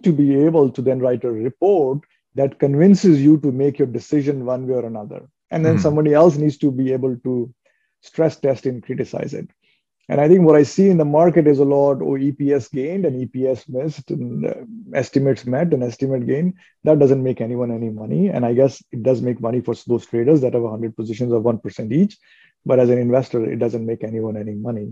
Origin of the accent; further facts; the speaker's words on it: New Delhi, Delhi, India; now in Toronto, Canada; I was a young teenager in India, growing up in New Delhi